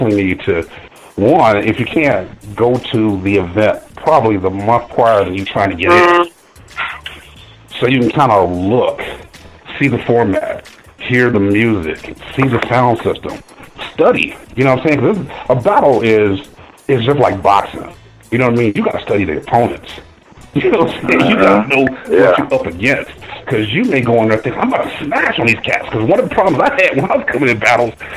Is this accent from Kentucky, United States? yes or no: no; Ohio, United States; I'm from Ohio.